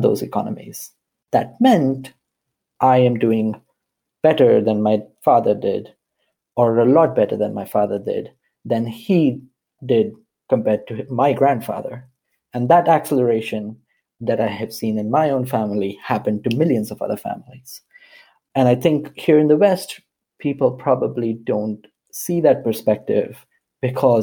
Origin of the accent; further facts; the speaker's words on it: India; I grew up in India